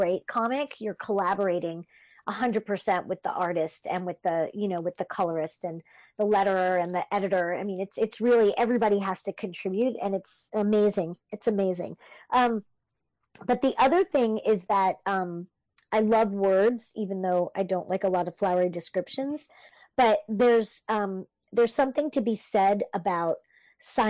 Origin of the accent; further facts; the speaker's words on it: Canada; I'm French Canadian